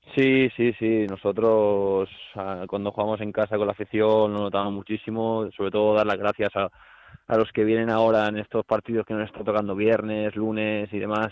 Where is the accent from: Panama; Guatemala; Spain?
Spain; Barcelona, Catalonia; moved away as an adult; also born or lived in Miranda de Ebro; now in Valencia, Spain; soy de Barcelona